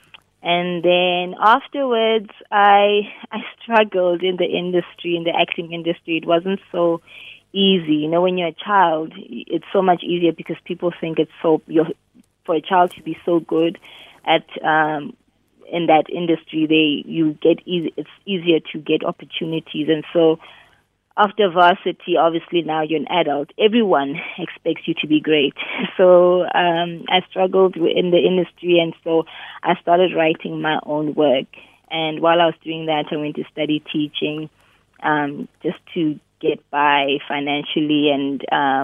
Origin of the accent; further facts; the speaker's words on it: Bloemfontein, Free State, South Africa; moved away as an adult; also born or lived in Cape Town; I'm originally from Bloom. I'm a Bloom girl